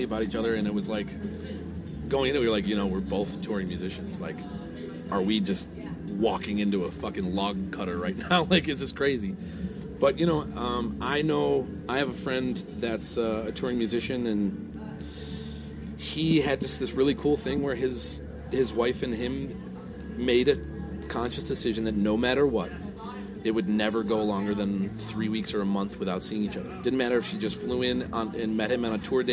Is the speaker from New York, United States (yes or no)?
yes; Buffalo, New York, United States; my hometown of Buffalo, New York